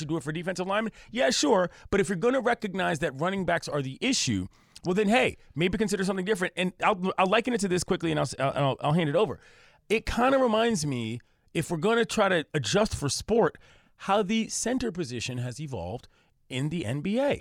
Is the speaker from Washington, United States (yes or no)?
no; Washington, District of Columbia, United States; now in California, United States; I come from the East Coast, D C, where the humidity is out of pocket